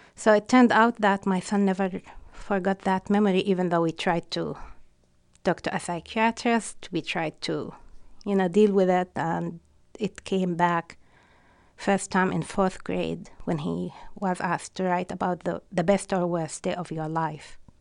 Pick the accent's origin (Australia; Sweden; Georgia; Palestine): Palestine; English is a second language; moved away as an adult; now in Western Massachusetts, United States; being Palestinian means I don't belong to any of the most known ethnic groups in this country